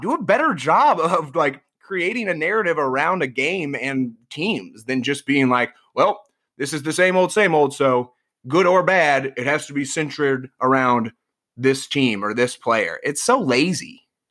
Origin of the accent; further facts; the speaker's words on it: Iowa, United States; moved away as an adult; now in New York, United States; growing up in Iowa and, and moving to New York